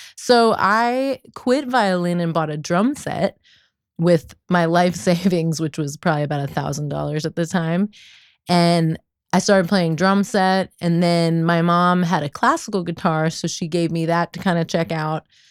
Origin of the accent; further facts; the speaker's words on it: Kensington, Maryland, United States; right outside of DC in Kensington